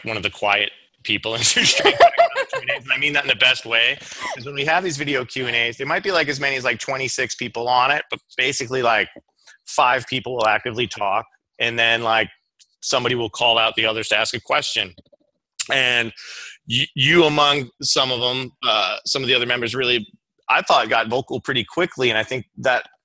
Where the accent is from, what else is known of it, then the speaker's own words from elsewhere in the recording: Levittown, New York, United States; I'm from Levittown, Long Island